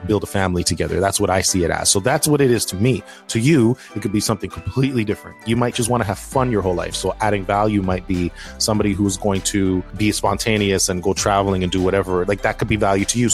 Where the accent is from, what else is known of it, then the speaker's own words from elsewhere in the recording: Toronto, Ontario, Canada; growing up in Toronto